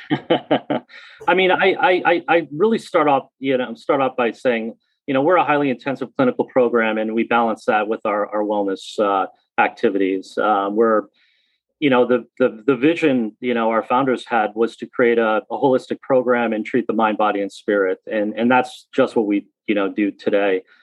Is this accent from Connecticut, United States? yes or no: yes; Newtown, Connecticut, United States; I grew up in Newtown